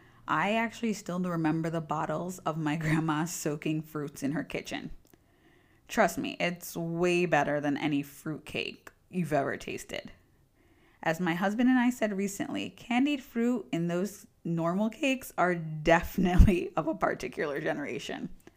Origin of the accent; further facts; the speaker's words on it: United States; now in Italy; I'm Jamaican American with my family in the Jamaican diaspora of New York City, Toronto, and London, and I happen to live in Northern Italy with my partner.